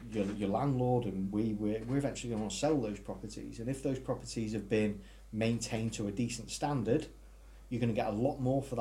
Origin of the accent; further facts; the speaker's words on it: Ellesmere Port, North West England, United Kingdom; I'm originally from Ellesmere Port.